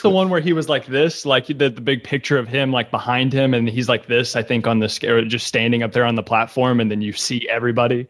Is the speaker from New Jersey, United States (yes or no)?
no; Kentucky, United States; now in New York City, United States; I was born and raised in Kentucky